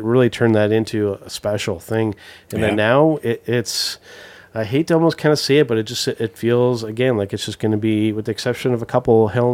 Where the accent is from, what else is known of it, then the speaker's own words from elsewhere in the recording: Ontario, Canada; as a Canadian wrestling fan